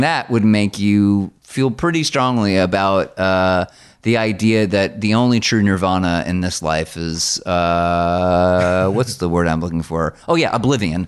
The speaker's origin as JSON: {"language": "English", "region": "New Jersey", "country": "United States", "tie": "born or raised there", "said": "I grew up in New Jersey"}